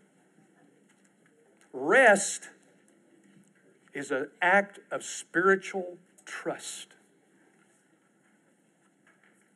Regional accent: East Texas, United States; I'm from East Texas

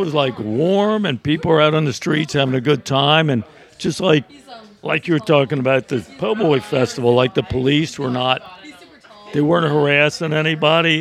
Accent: Northern Virginia, United States; moved away as an adult; now in New Orleans, United States; I grew up in Northern Virginia.

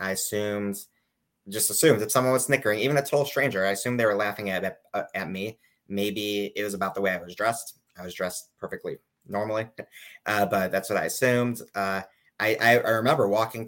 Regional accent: Chicago, Illinois, United States; moved away as an adult; now in New York, United States; I'm from Chicago initially. I came to New York about 9 years ago to study at Yeshiva University

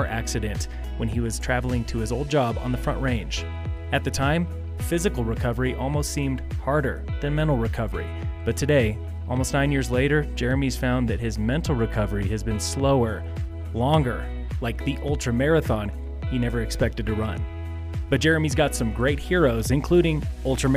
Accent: Denver, Colorado, United States; also born or lived in Fort Collins, Colorado; now in Summit County, United States; since I was a little kid growing up in Denver.

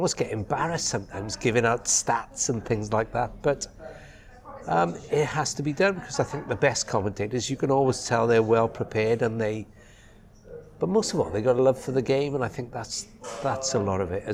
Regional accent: Pontypridd, Wales, United Kingdom; I grew up in Ponty, Pontypridd.

